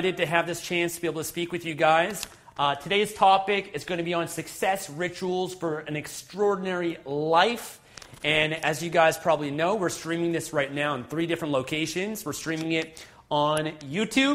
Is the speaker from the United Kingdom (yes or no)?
no; Canada; also born or lived in Vancouver, British Columbia; Fellow Canadians, I'm joining in from Vancouver, British Columbia